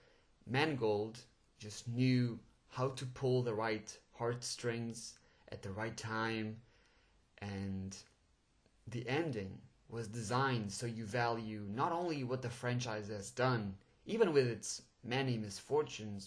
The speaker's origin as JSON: {"language": "English", "country": "Portugal", "second_language": "English", "said": "I'm actually Portuguese, so English is a second language, and well, I'm pretty sure my accent just gave it away."}